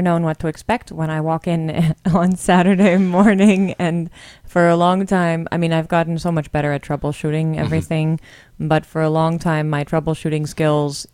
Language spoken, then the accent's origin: English; Pennsylvania, United States; also born or lived in South Korea; now in Montana, United States; I'm from Pennsylvania originally